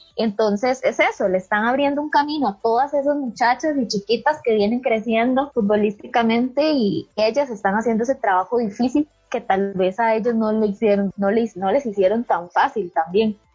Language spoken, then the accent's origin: Spanish; Costa Rica